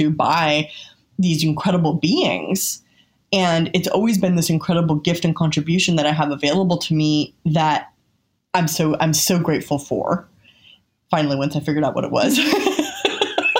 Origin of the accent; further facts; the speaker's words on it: California, United States; I'm from California, and I wasn't raised with religion